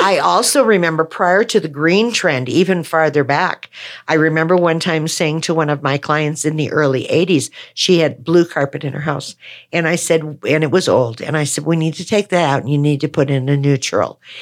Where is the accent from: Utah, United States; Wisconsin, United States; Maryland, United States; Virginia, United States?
Wisconsin, United States; moved away; I'm a Wisconsin girl